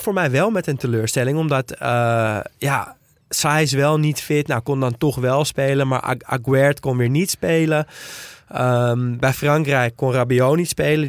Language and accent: Dutch; Netherlands; als Nederlander